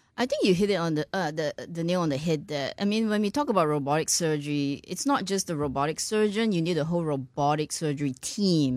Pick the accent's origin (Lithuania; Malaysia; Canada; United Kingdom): Malaysia; born or raised there; moved away as an adult; also born or lived in Ireland / United States / Singapore; now in Houston, United States